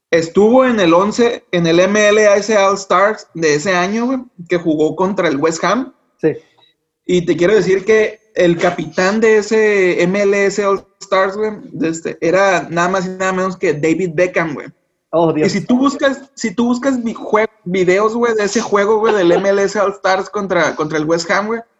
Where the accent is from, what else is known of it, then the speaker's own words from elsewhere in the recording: Mexico; siendo mexicanos